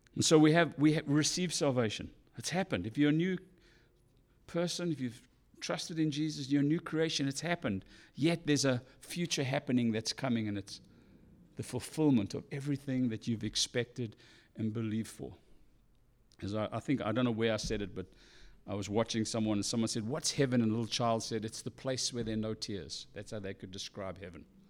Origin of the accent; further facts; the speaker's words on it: South Africa; moved away; I'm South African